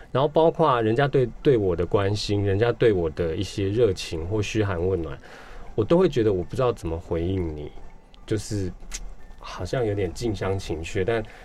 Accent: Kaohsiung, Taiwan; first language Taiwanese Hokkien; Chinese is a second language; 我是高雄人，然后我从小就是住在现在的高雄的老家。

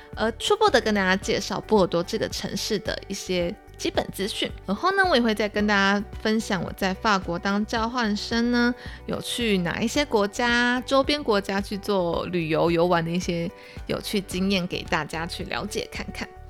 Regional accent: Taiwan; 我会准备一些像是台湾特色的一些小礼物啊，明信片啊，去作为跟当地学生的一些交流、交换，友好交换。然后也可以让大家知道说，哦，我来自哪里呀，然后或是我当，我，我家乡的东西

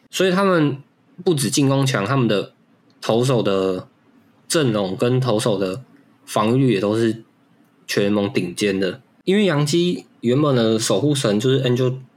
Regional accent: Taiwan; 提供给我们台湾人看

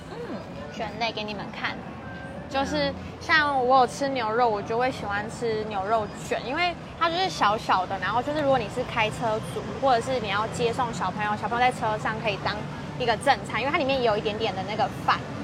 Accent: Kaohsiung, Taiwan; moved away as an adult; now in Taichung, Taiwan; 从小在高雄长大

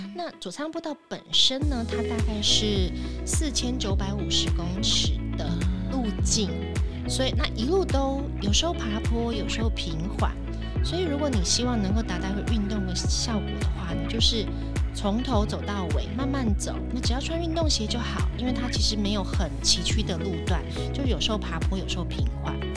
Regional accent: Hualien County, Taiwan; moved away as an adult; now in Taipei, Taiwan; 我是本地人，而且我从小在花莲长大，我甚至连大学都是念花莲的大学

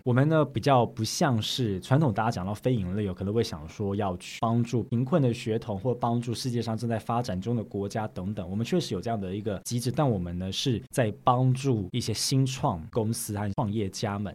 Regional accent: Taiwan; now in Sweden; 我们在瑞典哦，连我们台湾人自己

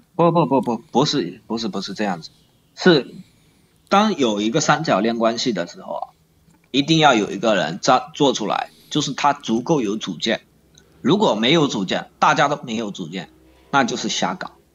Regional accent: Longyan, Fujian, China; 我是福建龙岩的

